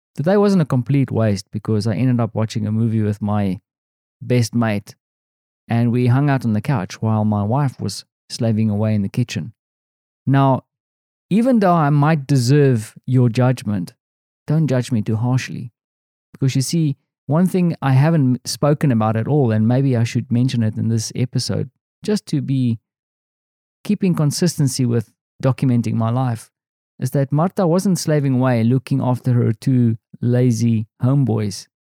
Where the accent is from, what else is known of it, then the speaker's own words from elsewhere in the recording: South Africa; moved away as an adult; now in Poland; I am this South African guy